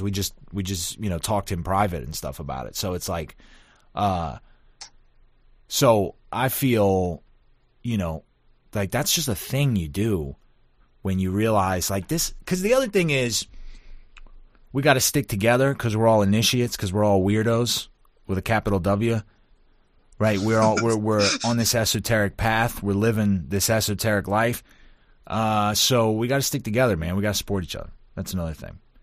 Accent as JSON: {"language": "English", "town": "New Orleans", "region": "Louisiana", "country": "United States", "said": "I'm from New Orleans"}